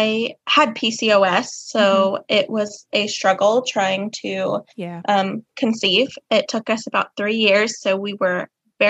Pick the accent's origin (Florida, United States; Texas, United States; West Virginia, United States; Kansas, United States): Kansas, United States; I am from Kansas